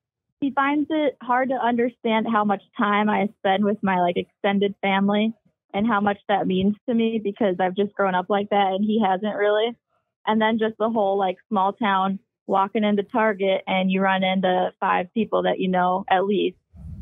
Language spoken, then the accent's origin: English; Minnesota, United States; though I grew up skiing in Minnesota.